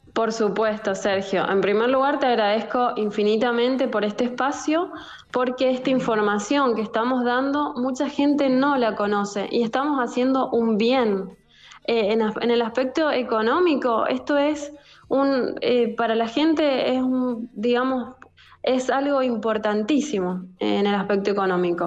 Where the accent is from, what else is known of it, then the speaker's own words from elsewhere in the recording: Argentina; now in Italy; yo soy abogada argentina